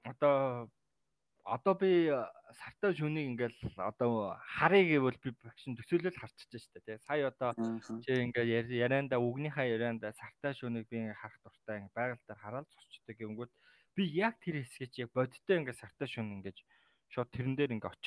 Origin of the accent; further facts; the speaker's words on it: Mongolia; also born or lived in Taiwan; Би Монгол улсын иргэн те. Монгол улсад төрсэн газар их газрыг л мэднэ.